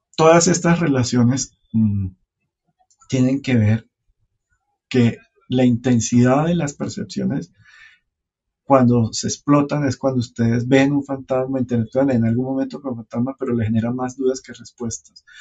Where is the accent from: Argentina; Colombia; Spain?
Colombia; Caribbean coast; yo soy del norte de Colombia y allá todo es fiesta